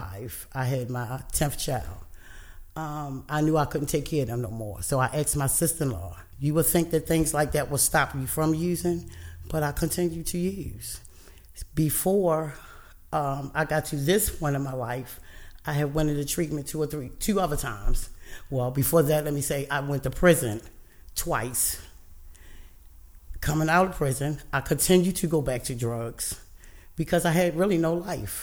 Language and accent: English; Emerson Village, Maryland, United States; I grew up in Emerson Village, went to Emerson High School